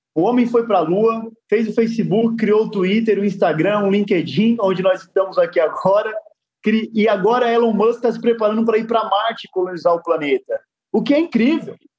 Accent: Guarulhos, São Paulo, Brazil; eu nasci dentro de uma favela em Guarulhos, São Paulo. É, tive um pai. É, eu digo sempre que depois que eu nasci, meus pais me levaram para morar dentro de um barraco, numa favela em Guarulhos, São Paulo

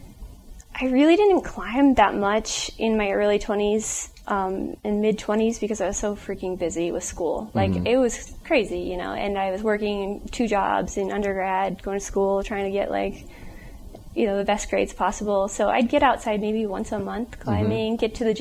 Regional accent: Las Vegas, Nevada, United States; born or raised there

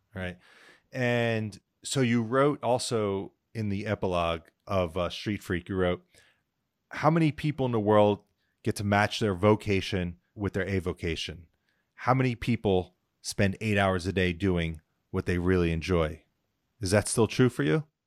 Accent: New Jersey, United States; I grew up in New Jersey, um, pretty middle, solid middle class

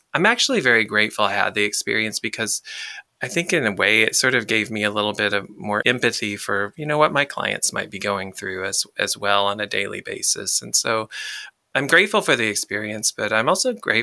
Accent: the South, United States; I'm from the South

